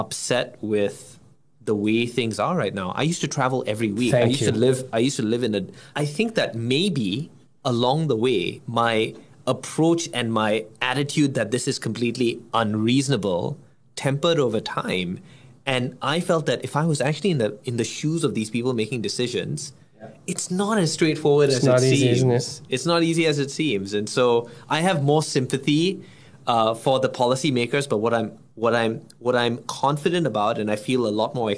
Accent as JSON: {"language": "English", "country": "Singapore", "said": "as a Singaporean"}